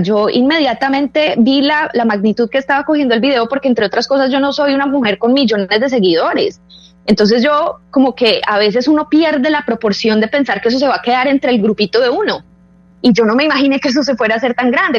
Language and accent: Spanish; Colombia